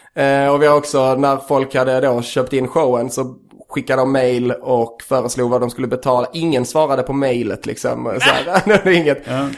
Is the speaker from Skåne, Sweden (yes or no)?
yes; Skåne, Sweden; jag är från Skåne